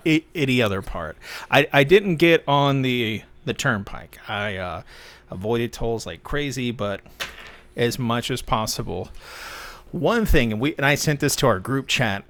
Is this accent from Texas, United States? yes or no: yes; Texas, United States; I grew up in Texas